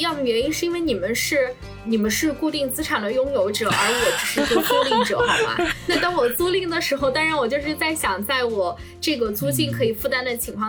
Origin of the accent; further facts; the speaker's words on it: China; 一个墨西哥小哥，一个我中国人